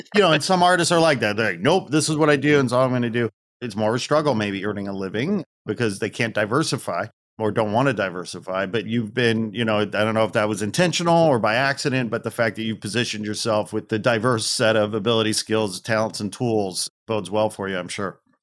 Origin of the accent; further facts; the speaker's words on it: outside Chicago, Northwest Indiana, United States; I was born and raised outside Chicago, Northwest Indiana, so I'm a Midwesterner.